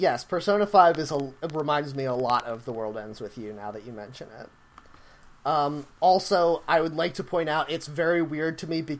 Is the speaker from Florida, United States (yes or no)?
no; New York, United States; Well, I think this is cool, and I'm a New Yorker, so my opinion must be valid.